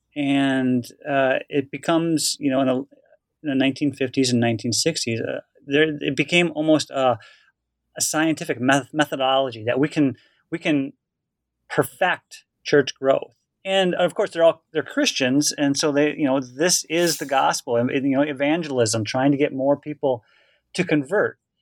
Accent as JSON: {"language": "English", "region": "rural Wisconsin", "country": "United States", "tie": "born or raised there", "moved": "yes", "said": "I grew up in rural Wisconsin."}